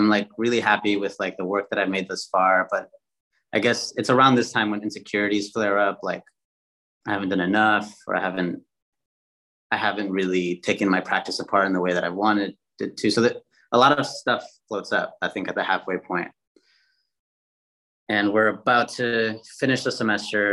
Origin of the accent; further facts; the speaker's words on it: Chicago, Illinois, United States; moved away as an adult; also born or lived in Minneapolis, Minnesota / New Haven, Connecticut; originally born in Chicago, but went to undergrad in Minneapolis, Minnesota